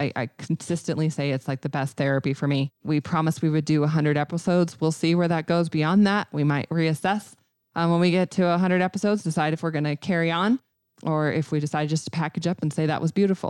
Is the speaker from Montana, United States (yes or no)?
yes; Red Lodge, Montana, United States; And so we're doing a grand opening of a little bitty tiny office in Red Lodge. So